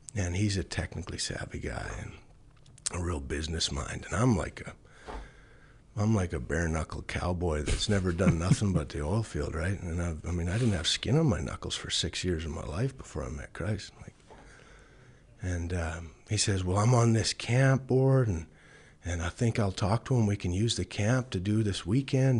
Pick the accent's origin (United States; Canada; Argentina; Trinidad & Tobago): Canada; Chauvin, Alberta; also born or lived in Bonnyville, Alberta; I was born in Chauvin, Alberta. and, um, grew up on a farm there